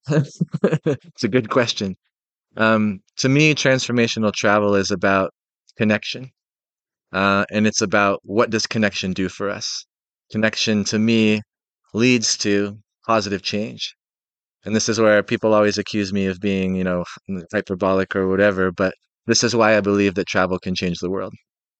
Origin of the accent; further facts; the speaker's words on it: Seattle, Washington, United States; So, I'm 38. I'm from Seattle, Washington, in the United States, and I grew up in a really small rural town in the Northwest.